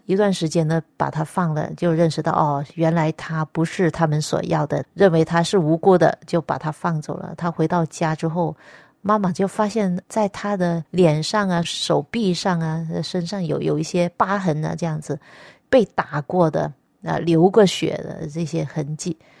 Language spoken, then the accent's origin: Chinese; Nanning, Guangxi, China; moved away; also born or lived in Nanhai County, Guangdong; 我本身是一个广东人，原籍是广东的南海县，但是呢，我本身是在广西南宁出生